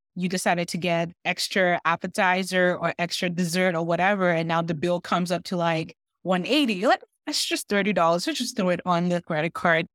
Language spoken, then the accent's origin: English; Nigeria; now in Canada; I'm Nigerian